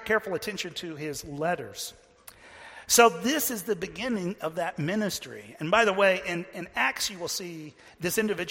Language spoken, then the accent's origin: English; Texas, United States; I'm from Texas